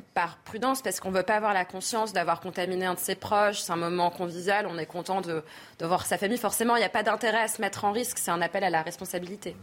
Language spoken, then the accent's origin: French; France; On est français